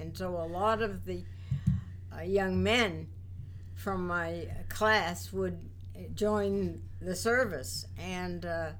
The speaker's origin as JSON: {"language": "English", "town": "Worcester", "region": "Massachusetts", "country": "United States", "tie": "born or raised there", "also_born_or_lived": "Belmont, Massachusetts", "said": "I grew up in Worcester, Massachusetts."}